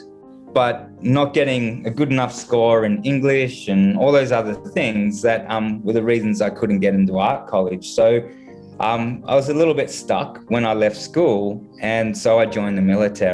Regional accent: Gold Coast, Queensland, Australia; moved away as an adult; now in Canada; my hometown in Australia, which is the Gold Coast

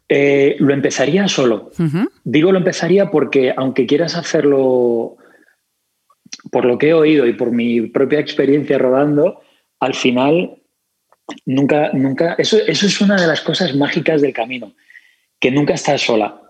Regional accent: Spain; accent: Spanish; me cuesta más hablar con mi acento español

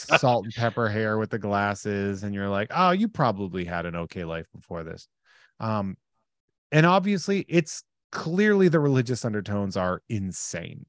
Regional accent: central Massachusetts, United States; in my hometown, there were not a lot of Jewish kids

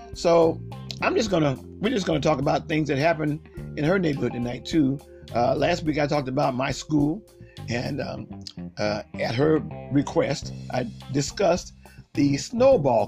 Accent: Akron, Ohio, United States; I grew up, we both grew up in West Akron. So we're from the Akron area, Akron, Ohio

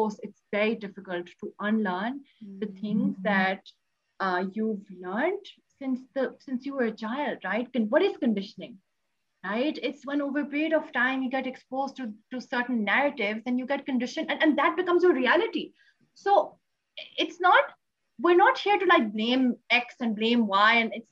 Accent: Pakistan; I am from Pakistan

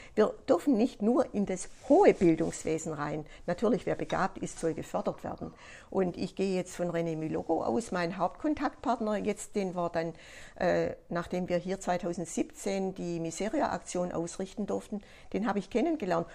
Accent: Germany; bei uns in Deutschland

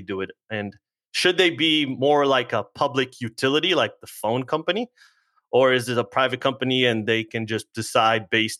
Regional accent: Israel; now in United States; I'm originally from Israel.

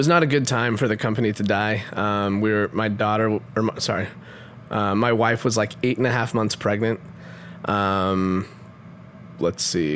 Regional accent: Utah, United States; moved away as an adult; also born or lived in Palo Alto; I grew up in Utah.

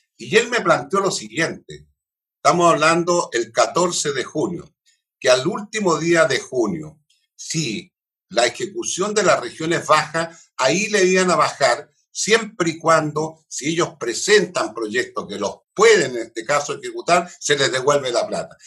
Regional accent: Concepción, Biobío, Chile; yo soy penquista, penquista, penquista

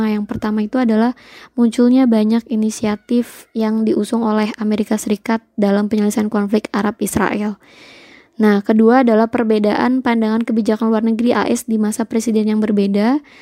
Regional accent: Java, Indonesia; Beliau sama dengan saya orang Jawa

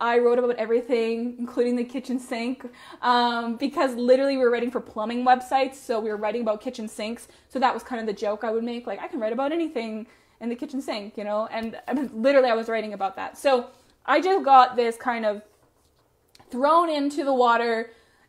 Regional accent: Medicine Hat, Alberta, Canada; I ended up moving back to my hometown of Medicine Hat

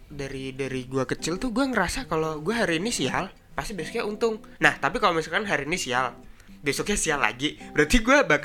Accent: Semarang, Central Java, Indonesia; born there; gue kan besar di keluarga Jawa gue lahir

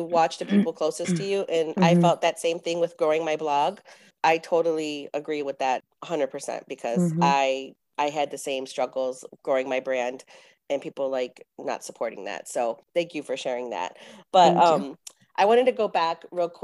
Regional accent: San Antonio, Texas, United States; we're from San Antonio

